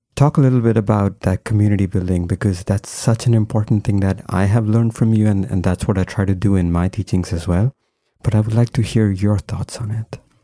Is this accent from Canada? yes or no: no; India; now in United States; I, I grew up in India, but then I was here for a long time.